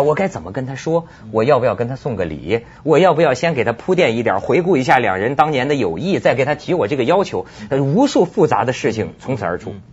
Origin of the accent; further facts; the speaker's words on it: China; 作为一个内地人